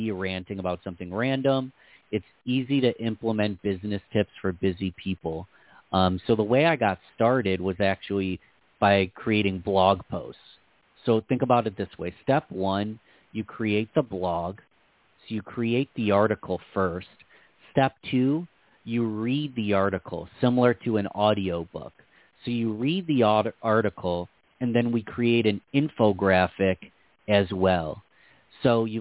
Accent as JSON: {"language": "English", "town": "Rochester", "region": "New York", "country": "United States", "said": "I'm from Rochester, New York."}